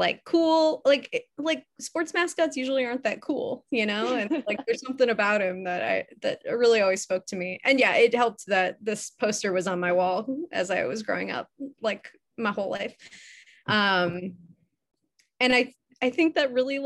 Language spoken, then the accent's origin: English; Chicago, Illinois, United States; moved away; I'm from Chicago originally.